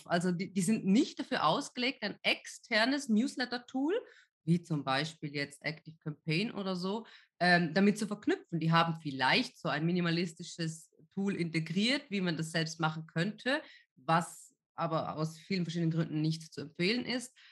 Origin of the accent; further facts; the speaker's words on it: Switzerland; ich komme ja ursprünglich aus der Schweiz, ja, ähm, weil das damals vor allem auch bei uns auf dem Land so ein mega neues Thema war